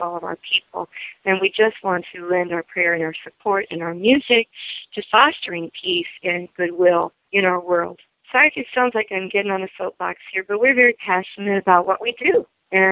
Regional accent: Eastern Kentucky, United States; I grew up in Eastern Kentucky and my whole family was musical

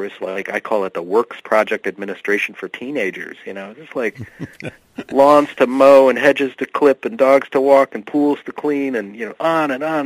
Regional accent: Bloomfield Hills, Michigan, United States; moved away as an adult; also born or lived in Worcester, Massachusetts / Western Massachusetts; the bubble where I grew up in Bloomfield Hills, Michigan

